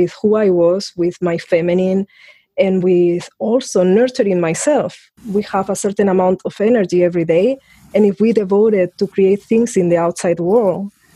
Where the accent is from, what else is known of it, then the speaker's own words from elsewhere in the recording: Spain; I was in Spain, and it was a dictatorship